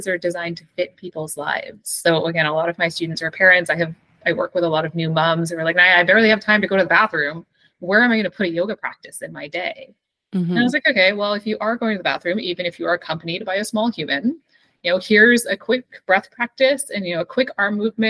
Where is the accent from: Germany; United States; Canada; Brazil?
Canada; I am Canadian